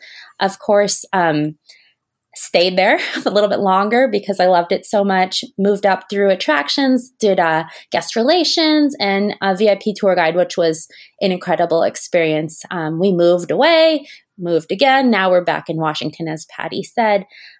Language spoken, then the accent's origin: English; Japan; now in Orlando, United States; I grew up in Japan and actually grew up with my home park being the Tokyo Disney Resort.